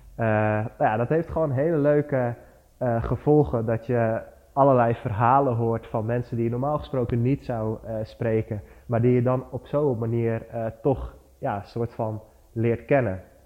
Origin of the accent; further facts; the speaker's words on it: Barneveld, Gelderland, Netherlands; ik kom uit Barneveld. Dat is een dorpje in het midden van Nederland, vlakbij Amersfoort en Apeldoorn